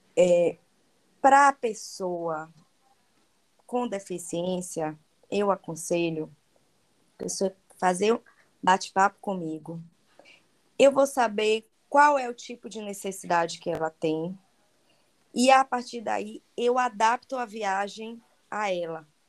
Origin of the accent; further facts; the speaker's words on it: Bahia, Brazil; accent: Baiano; eu falo francês com sotaque de baiana